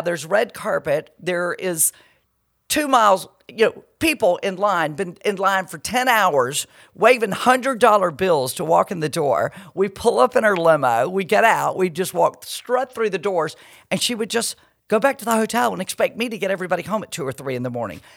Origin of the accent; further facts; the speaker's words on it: Perry, Georgia, United States; moved away as an adult; also born or lived in Miami / Atlanta; I'm from Perry. I'm this little girl from Perry